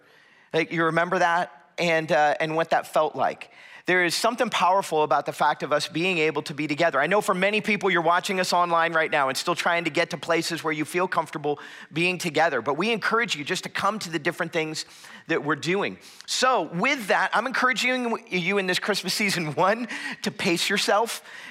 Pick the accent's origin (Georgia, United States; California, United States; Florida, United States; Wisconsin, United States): Florida, United States; moved away as an adult; I am originally from South Florida, back where it is warm and tropical all year round, kind of grew up as a beach kid.